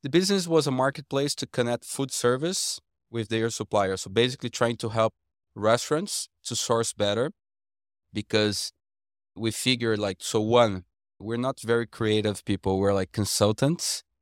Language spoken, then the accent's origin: English; Brazil; coming back to Brazil